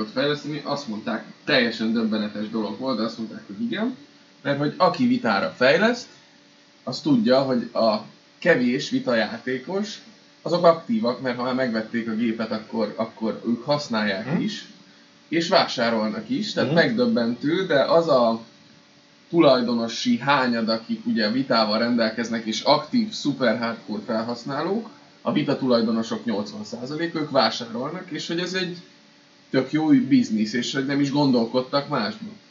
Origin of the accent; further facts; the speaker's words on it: Budapest, Hungary; budapestiként találkozol külföldiekkel